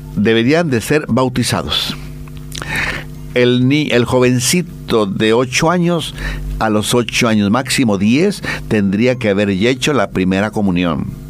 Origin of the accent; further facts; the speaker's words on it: Mexico; moved away; el viva México, como decimos allá en mi tierra